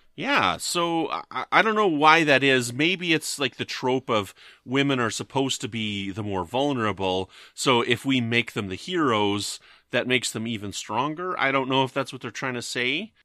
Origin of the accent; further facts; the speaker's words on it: Canada; I'm from Canada